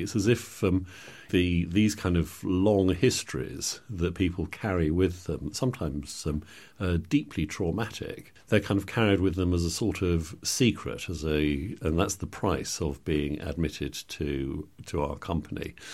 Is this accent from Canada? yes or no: no; England, United Kingdom; as white English people